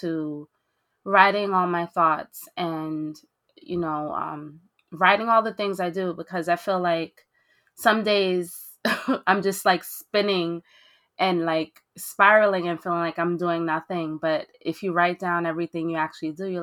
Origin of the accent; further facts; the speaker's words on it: Belgium; also born or lived in Haiti (ancestry); now in New York City, United States; originally I was born in Belgium to Haitian immigrants